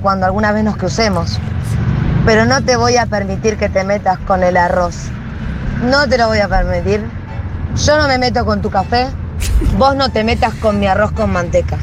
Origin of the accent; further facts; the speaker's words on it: Argentina; Yo soy argentina 100%